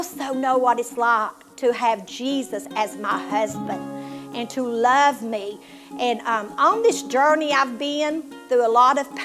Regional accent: Tennessee, United States; accent: southern; you can tell by my accent that I'm from Tennessee

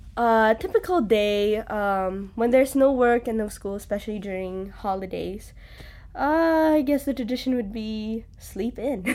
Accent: Cebu, Central Visayas, Philippines; moved away as an adult; now in Hawaii, United States; I'm from the Philippines, from an island there called Cebu.

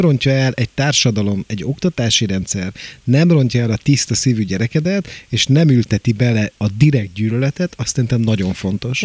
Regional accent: Pécs, Baranya, Hungary; now in Budapest, Hungary; én Pécsi vagyok

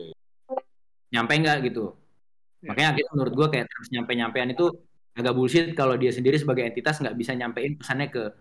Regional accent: Indonesia; kita sendiri sebagai orang Indo kita orangnya segen

